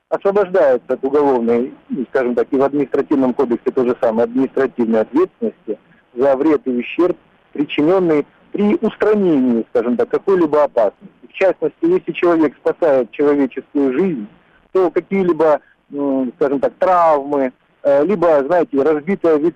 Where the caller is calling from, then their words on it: Krasnodar, Krasnodar Krai, Russia; Я тоже из Краснодара.